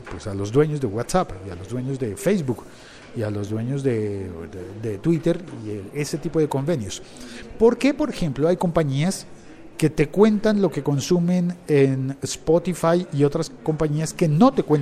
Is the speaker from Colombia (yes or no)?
yes; Colombia; Porque te ponen una cosa que, al menos en mi país, en Colombia, se llama